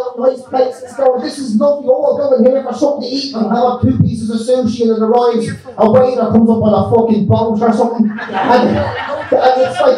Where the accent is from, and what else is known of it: Ireland; now in London, United Kingdom